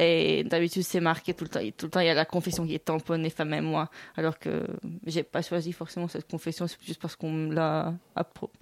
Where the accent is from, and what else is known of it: Sidon, South Governorate, Lebanon; born or raised there; moved away; also born or lived in Donetsk, Ukraine